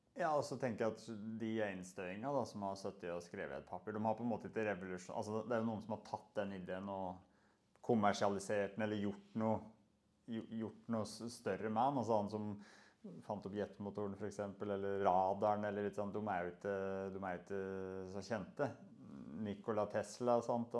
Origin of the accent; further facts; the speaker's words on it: Moelv, Innlandet, Norway; moved away; jeg er oppvokst på Moelv, en liten plass.